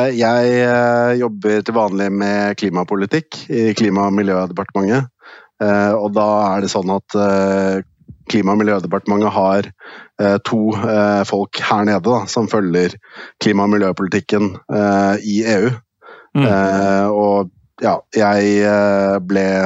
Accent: Norway; moved away as an adult; now in Brussels, Belgium; Hjemme i Norge

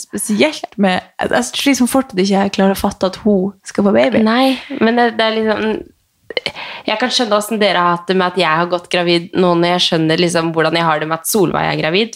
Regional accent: Northern Norway, Norway; jeg er nordlending

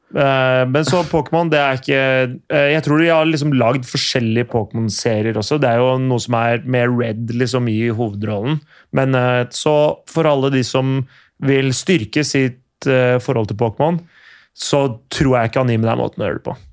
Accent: Skiptvet, Østfold, Norway; da jeg vokste opp, i Skiptvet

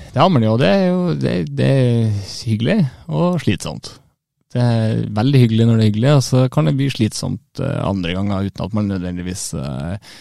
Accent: Brønnøysund, Nordland, Norway; now in Bodø, Norway; Jeg vet ikke om jeg er ekte nordlending når jeg er så langt sør fra som Brønnøysund

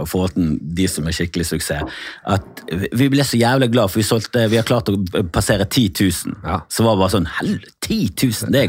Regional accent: Oslo, Norway; jeg er nå her Jeg har bodd i Oslo

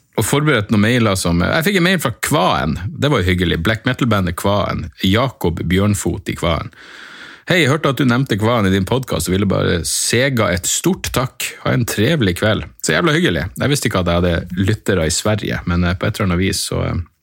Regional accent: Northern Norway, Norway; accent: Northern Norwegian dialect; jeg er nordlending

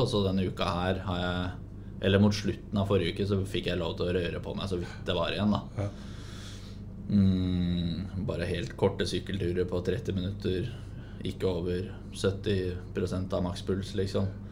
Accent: Hamar, Innlandet, Norway; now in Sarpsborg, Norway; Da var jeg hjemme på Hamar

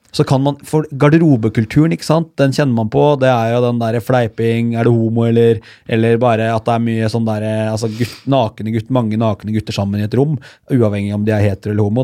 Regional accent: Hallingdal, Buskerud, Norway; jeg er jo fra Hallingdal. Lite sted, årlig Hallingdal

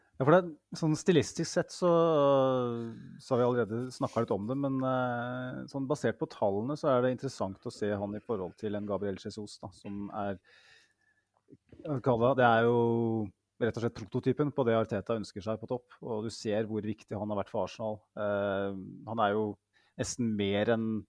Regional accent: Mjøsa district, Innlandet, Norway; Jeg kommer fra Innlandet, tjukkeste Mjøsdistriktet

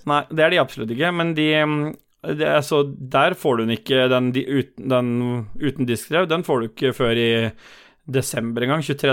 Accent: Oslo, Norway; Jeg er fra Lambertseter

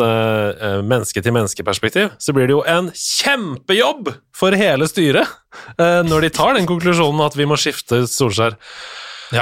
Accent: Norway; som nordmann

